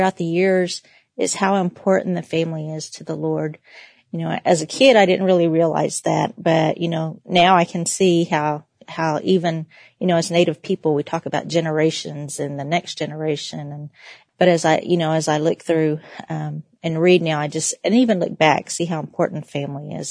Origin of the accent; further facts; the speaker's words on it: Oklahoma, United States; I am Creek Cherokee, and I am from Oklahoma, just in case you couldn't tell by my accent